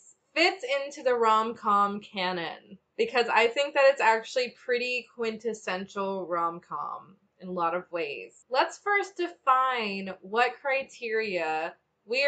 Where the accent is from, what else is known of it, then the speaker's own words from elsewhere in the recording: United States; we're American